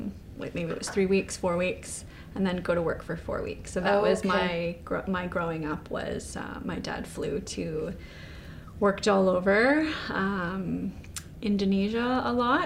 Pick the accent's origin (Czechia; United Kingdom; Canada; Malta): Canada; Kelowna, British Columbia; also born or lived in Singapore; I moved here when I was six.